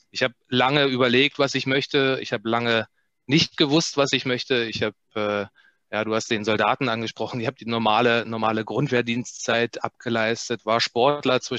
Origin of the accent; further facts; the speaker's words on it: Germany; ich bin in der, in der DDR aufgewachsen